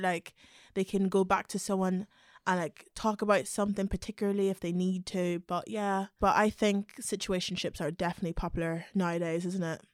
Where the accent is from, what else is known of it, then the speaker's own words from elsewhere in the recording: Belfast, Northern Ireland, United Kingdom; moved away; also born or lived in London; I'm from a little town called Belfast in Northern Ireland.